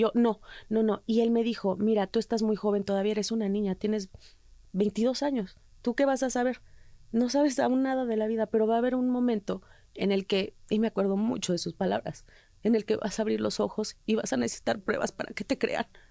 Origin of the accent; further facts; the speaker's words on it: Mexico; moved away; soy mexicana